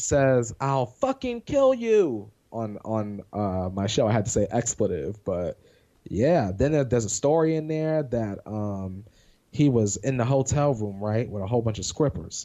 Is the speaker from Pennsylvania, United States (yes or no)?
yes; Pennsylvania, United States; moved away; I'm from Pennsylvania